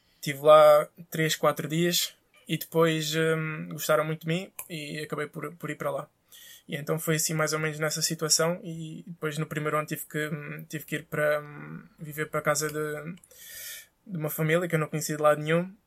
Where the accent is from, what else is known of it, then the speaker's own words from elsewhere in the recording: Casa Branca, Alentejo, Portugal; also born or lived in Elvas; Sou natural da Casa Branca. Nasci foi em Elvas, hum. mas sou natural da Casa Branca.